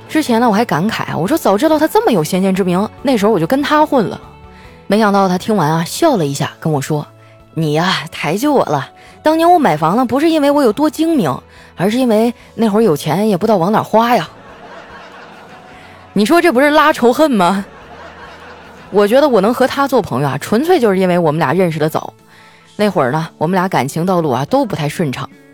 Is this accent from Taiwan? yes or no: no; Northeast China, China; moved away; 对我家乡的思念